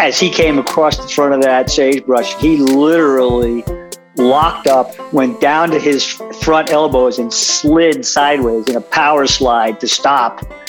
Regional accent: East Coast, United States; now in Wyoming, United States; I currently reside in Wyoming, but I was born and raised on the East Coast

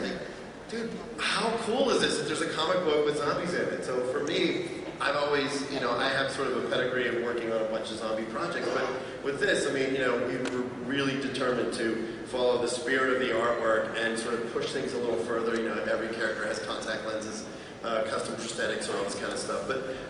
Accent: Pittsburgh, Pennsylvania, United States; when I grew up in Pittsburgh

